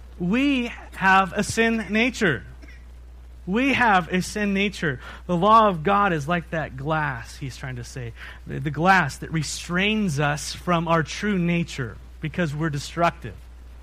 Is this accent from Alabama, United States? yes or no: no; San Diego, California, United States; You know, we came from San Diego. You know that. And in San Diego, in North County, there's a place called the Wild Animal Park.